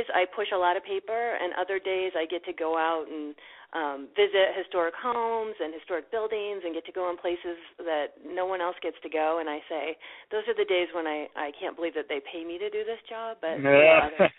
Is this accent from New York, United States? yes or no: no; Spokane, Washington, United States; moved away as an adult; I'm actually from Spokane. I grew up here.